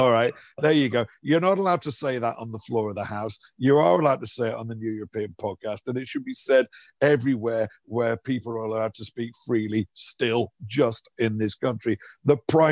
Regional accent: Liverpool, North West England, United Kingdom; I grew up in Liverpool in the 70s and 80s.

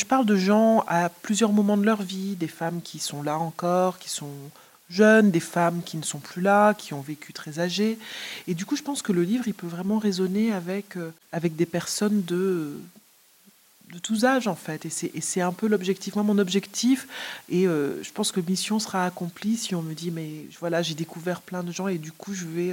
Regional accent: Martinique; Je suis de Martinique

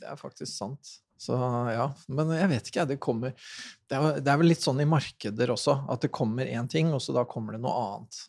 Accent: Sarpsborg, Østfold, Norway; jeg er jo fra Sarpsborg

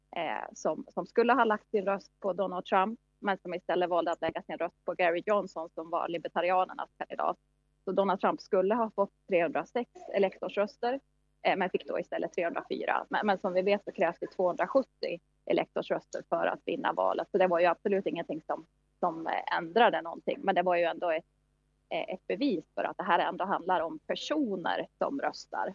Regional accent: Sweden; now in New York, United States; vi i Sverige

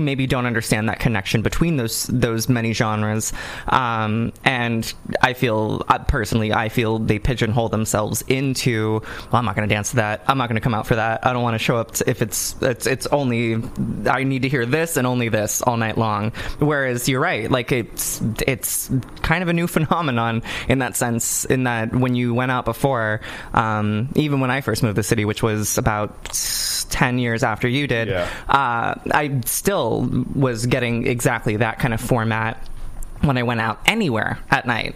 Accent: California, United States; I didn't grow up in a funky part of California. I did grow up in a very lovely part

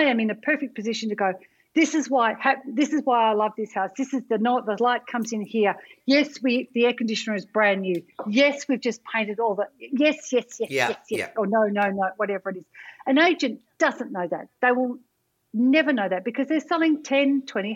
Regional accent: Melbourne and Camperdown, Victoria, Australia; I grew up in between Melbourne and Camperdown

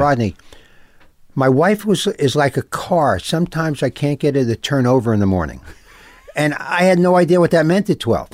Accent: New York City, New York, United States; I grew up, um, I grew up in New York

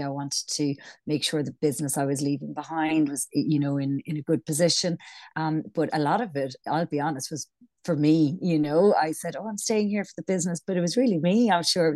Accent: Ireland; accent: Irish; moved away; also born or lived in London; I'm Irish, as you can probably tell from my accent

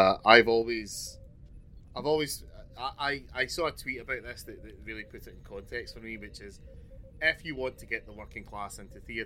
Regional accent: Glasgow, Scotland, United Kingdom; moved away as an adult; now in London, United Kingdom; I come from Glasgow, and I didn't really get to see Glasgow's transition into the metropolis

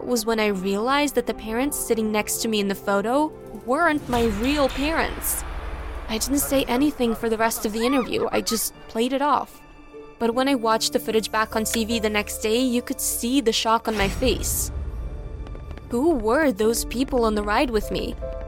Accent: Texas, United States; I'm from Texas.

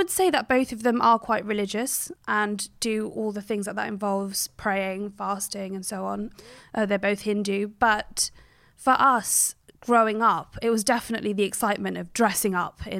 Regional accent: Cheltenham, South West England, United Kingdom; I grew up in Cheltenham in Gloucestershire. Very rural, beautiful, quite a busy town, but it's absolutely stunning, very quiet. And my parents actually grew up in Uganda and India

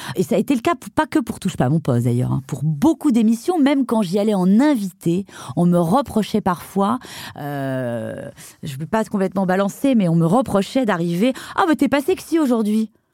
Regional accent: Brittany, France; je suis bretonne

